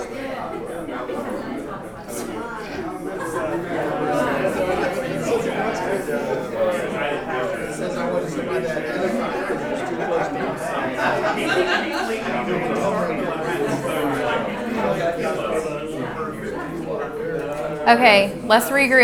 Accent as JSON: {"language": "English", "town": "Nashville", "region": "Tennessee", "country": "United States", "said": "I'm from Nashville, Tennessee"}